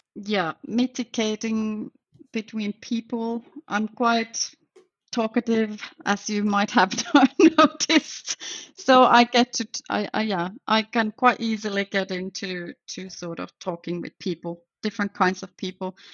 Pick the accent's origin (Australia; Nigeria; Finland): Finland; moved away as an adult; now in Belgium; I am actually from Finland to start with, but I live in Belgium for about 20 years or more now.